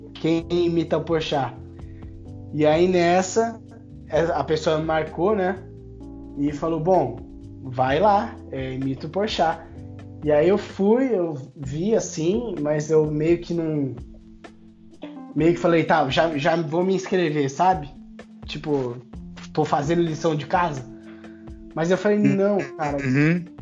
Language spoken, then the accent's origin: Portuguese; São Paulo, Brazil; falei que eu era de São Paulo